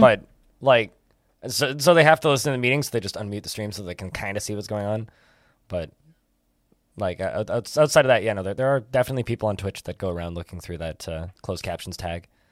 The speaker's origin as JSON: {"language": "English", "country": "Canada", "said": "I'm Canadian."}